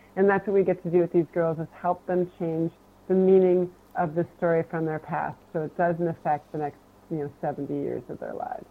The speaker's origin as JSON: {"language": "English", "town": "Portland", "region": "Oregon", "country": "United States", "said": "I'm from the Portland, Oregon area"}